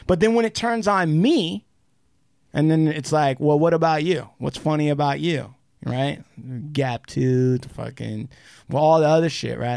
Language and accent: English; Puyallup Indian Reservation, Washington, United States; as an American Indian, when I grew up on the Puyallup Indian Reservation